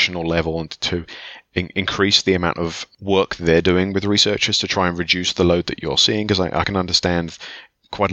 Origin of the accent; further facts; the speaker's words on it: England, United Kingdom; I'm English